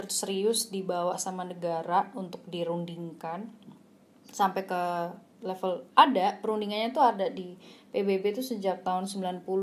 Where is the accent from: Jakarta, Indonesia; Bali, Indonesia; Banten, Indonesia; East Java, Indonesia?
East Java, Indonesia; Surabaya; karena saya sendiri asli arek Surabaya